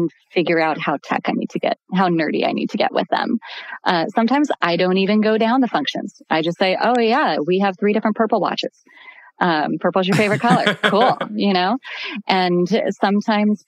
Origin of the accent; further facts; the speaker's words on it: Burbank, California, United States; I grew up in Burbank.